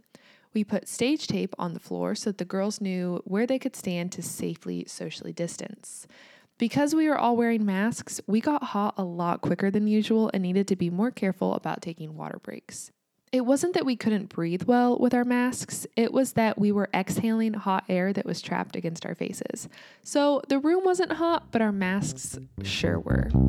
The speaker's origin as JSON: {"language": "English", "country": "United States", "also_born_or_lived": "Kansas"}